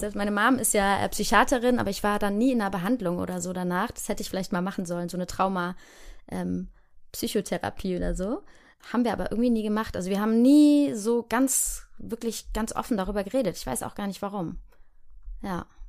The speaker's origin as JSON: {"language": "German", "town": "Heidelberg", "region": "Baden-Württemberg", "country": "Germany", "tie": "born or raised there", "said": "wenn ich jetzt da in Heidelberg, wo ich herkomme, vorbeilaufe, dann weiß ich, ah ja, hier war mein Kindergarten"}